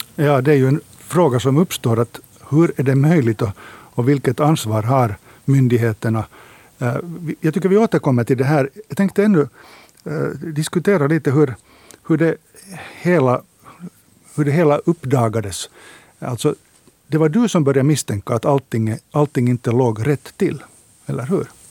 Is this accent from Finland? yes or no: yes; Finland